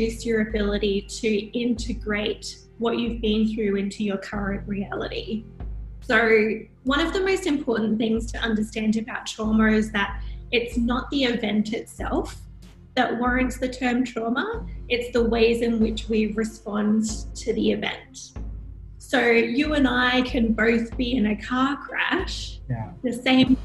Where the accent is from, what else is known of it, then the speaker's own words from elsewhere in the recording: Sunshine Coast, Queensland, Australia; moved away as an adult; also born or lived in Thailand; now in Hyderabad, India; I'm from Australia originally, from the Sunshine Coast, Queensland, so near the beach